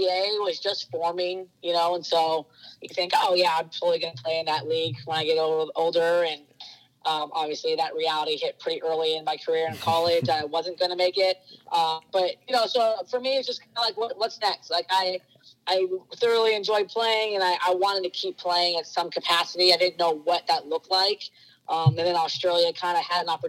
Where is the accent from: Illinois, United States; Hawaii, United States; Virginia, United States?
Hawaii, United States; Kauai; moved away; also born or lived in Orange County, California; We grew up in Hawaii. Actually, grew up in Kauai and play with all the boys